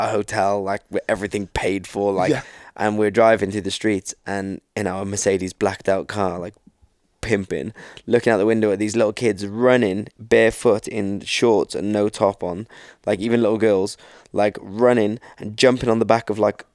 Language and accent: English; United Kingdom; we're from Britain